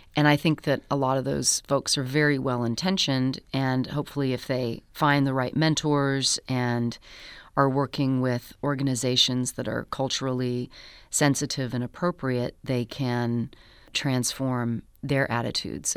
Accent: United States; I am American

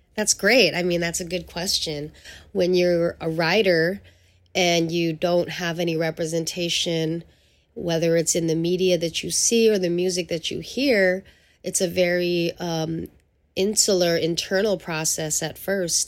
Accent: San Francisco, California, United States; also born or lived in Angeles City, Philippines; growing up in San Francisco, to me, in the early eighties, um, and nineties was a blessing as a young person of color

